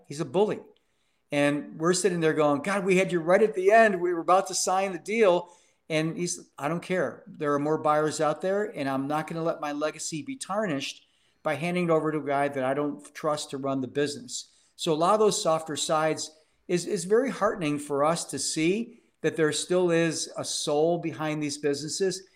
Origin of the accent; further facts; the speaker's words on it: Cleveland, Ohio, United States; became deputy mayor of my hometown, Cleveland, Ohio